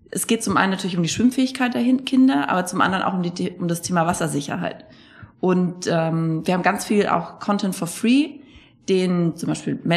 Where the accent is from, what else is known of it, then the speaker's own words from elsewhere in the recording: Bad Kissingen, Bavaria, Germany; also born or lived in Frankfurt; Ich komme aus, ich komm aus Bad Kissingen.